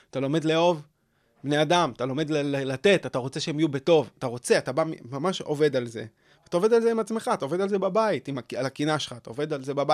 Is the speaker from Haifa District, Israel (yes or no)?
no; Tel Aviv, Tel Aviv District, Israel; צפון תל אביב, כן.